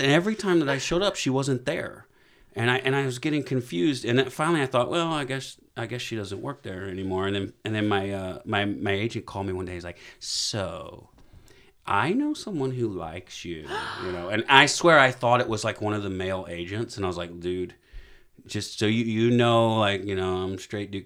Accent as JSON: {"language": "English", "region": "Alabama", "country": "United States", "said": "I'm from Alabama"}